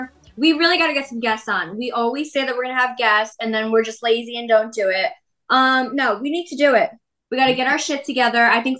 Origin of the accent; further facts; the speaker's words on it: New York, United States; I'm from New York.